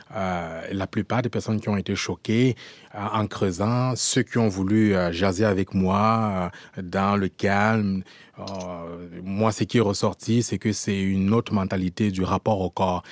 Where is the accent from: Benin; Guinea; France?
France; moved away as an adult; also born or lived in Cameroon; now in Quebec, Canada; j'ai grandi en France dans un contexte de racisme